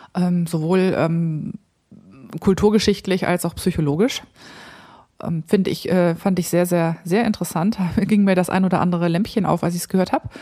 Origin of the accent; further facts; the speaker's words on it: near Krefeld, North Rhine-Westphalia, Germany; moved away; Ich komme ja ähm, aus dem Rheinland, also ich bin im Rheinland aufgewachsen, gar nicht weit, also 20, 25 Minuten von Krefeld entfernt